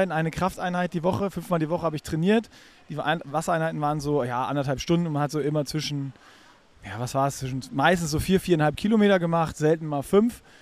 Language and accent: German; Darmstadt, Hesse, Germany; Ähm, ich komme ja aus Darmstadt